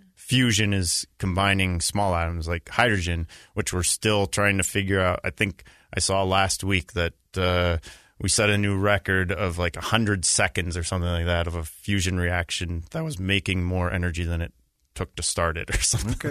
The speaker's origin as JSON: {"language": "English", "town": "Boston", "region": "Massachusetts", "country": "United States", "tie": "born or raised there", "also_born_or_lived": "Israel", "moved": "as an adult", "said": "I grew up in Boston"}